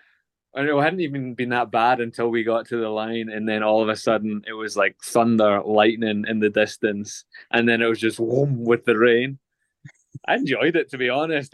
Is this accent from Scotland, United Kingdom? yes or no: yes; Glasgow, Scotland, United Kingdom; born and raised in Glasgow